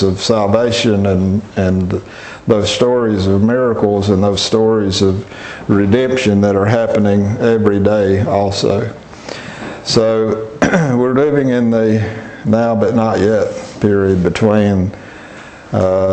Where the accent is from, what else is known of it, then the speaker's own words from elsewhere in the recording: Alabama, United States; growing up in Alabama, I'm familiar with things like wisteria and mimosa trees